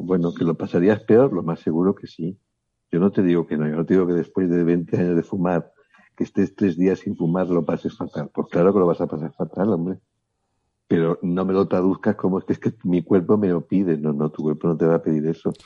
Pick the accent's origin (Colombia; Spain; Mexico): Spain; León, Castile and León; now in Barcelona, Spain; yo soy de León, pero vivo en Barcelona